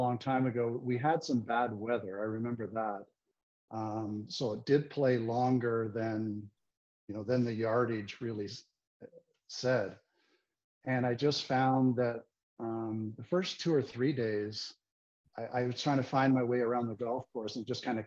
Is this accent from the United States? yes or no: no; Richmond Hill, Ontario, Canada; I grew up in Richmond Hill, which is 20 minutes north of Toronto